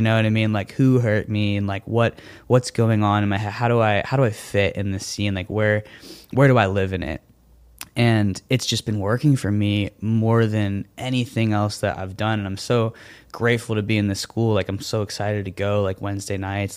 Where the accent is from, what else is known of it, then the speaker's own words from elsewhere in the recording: Florida, United States; I grew up doing theater in Florida